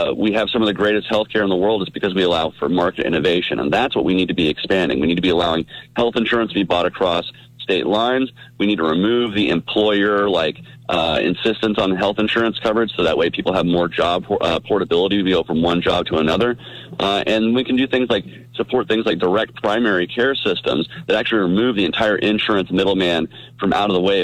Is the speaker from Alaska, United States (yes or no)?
no; Georgia, United States; I come from Georgia. It's an agricultural state